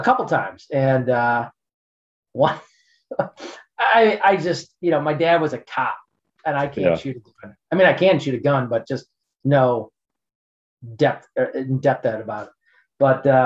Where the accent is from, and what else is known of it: Lake Forest, Illinois, United States; born or raised there; moved away